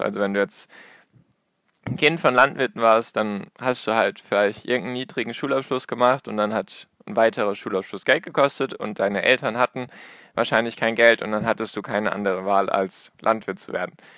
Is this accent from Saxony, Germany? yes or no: no; Baden-Württemberg, Germany; Ich komme aus Baden-Württemberg